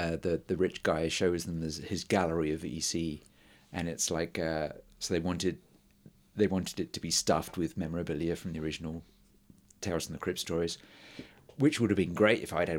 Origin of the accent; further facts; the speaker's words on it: England, United Kingdom; No. I wouldn't go to Northern Ireland.